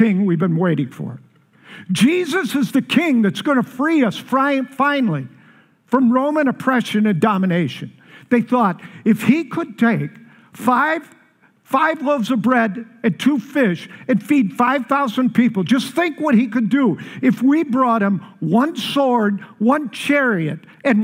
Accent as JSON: {"language": "English", "town": "Chicago", "region": "Illinois", "country": "United States", "moved": "yes", "lives_now": "Colorado, United States", "said": "I'm from Chicago"}